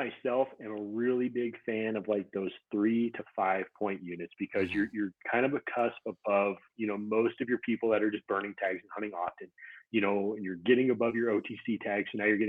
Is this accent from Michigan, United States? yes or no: no; Montana, United States; I grew up in Montana, so I don't go back to Montana a lot just because I've hunted it a bunch.